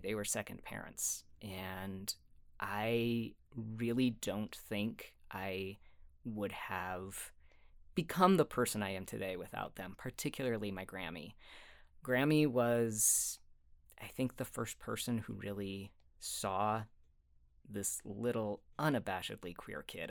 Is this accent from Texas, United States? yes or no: no; Sandy, Utah, United States; also born or lived in Cottonwood Heights, Utah; I did grow up in Utah. I was born in Sandy. Um, hmm. grew up there and in Cottonwood Heights